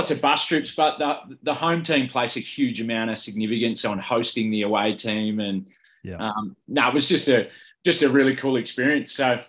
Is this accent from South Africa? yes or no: no; Sydney, New South Wales, Australia; also born or lived in Scone; born and bred in Northern Beaches, so grew up as a Warringah junior. Started there as a 10-year-old